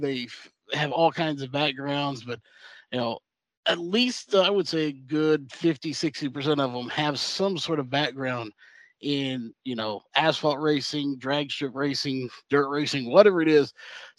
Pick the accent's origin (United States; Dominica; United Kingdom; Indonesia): United States; Texas; obviously, I'm from Texas.